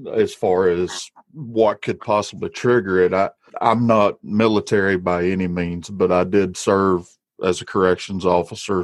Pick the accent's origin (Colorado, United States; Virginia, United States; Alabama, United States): Alabama, United States; Walker County; I, am from Alabama. I'm from Walker County. I sound the way I sound